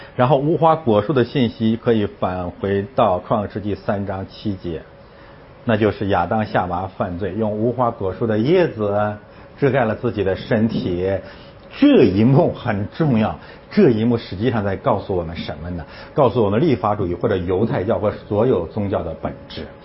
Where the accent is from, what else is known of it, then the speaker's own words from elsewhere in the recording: Northeast China, China; 我是东北人